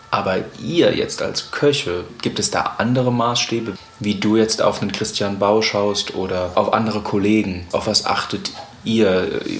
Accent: Mannheim, Baden-Württemberg, Germany

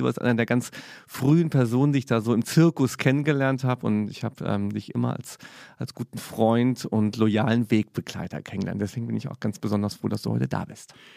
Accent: Saarland, Germany; moved away; also born or lived in Cologne; komme ich aus dem Saarland

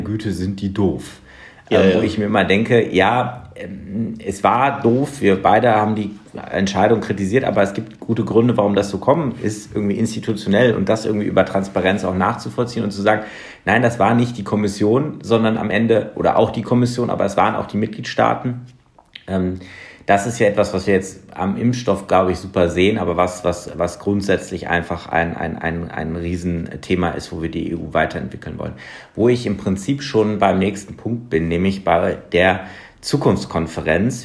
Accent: Germany; als Deutsche

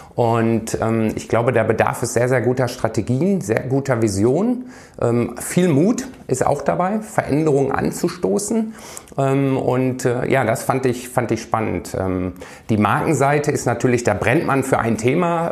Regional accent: Iserlohn, North Rhine-Westphalia, Germany; moved away; Ich komme aus Iserlohn, aus dem Sauerland, ist ja auch eine Eishockey-Hochburg. Ähm, ja. Ähm, wie gesagt, lange ähm, dort ähm, gelebt

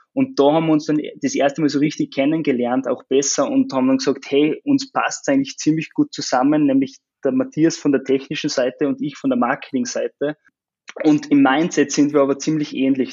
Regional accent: Austria; now in Linz, Austria; komme aber ursprünglich aus dem Salzkammergut, aus dem ländlichen Gebiet

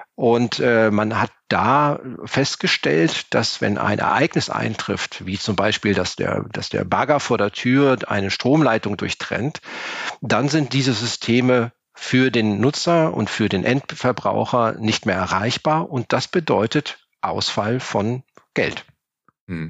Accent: Cologne, North Rhine-Westphalia, Germany; Ich bin Kölner.

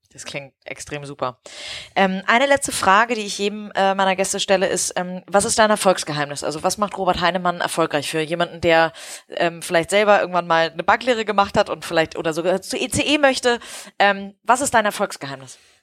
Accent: Hamburg, Germany; als Hamburgerin

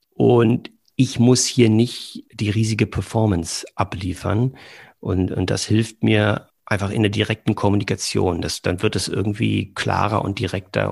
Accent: Berlin, Germany; moved away as an adult; also born or lived in southern Germany; now in Cologne, Germany; Bin gebürtig aus Berlin

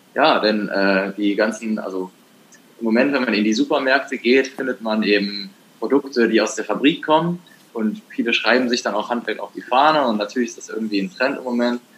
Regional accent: Germany; Das war im Harz, äh, da wo ich herkomme

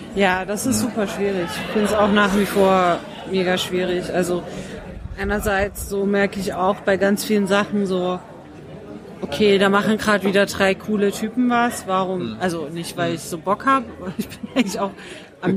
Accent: Dresden, Saxony, Germany; moved away; aus Dresden, noch schlimmer

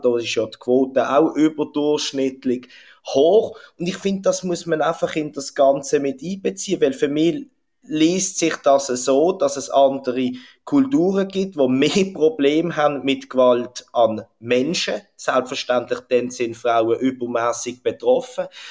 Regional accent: Switzerland; bei uns in der Schweiz

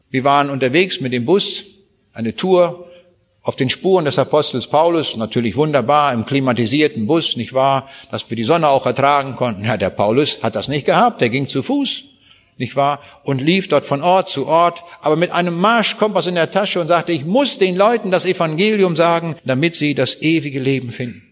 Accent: Braunschweig, Lower Saxony, Germany; Ich komme aus Braunschweig

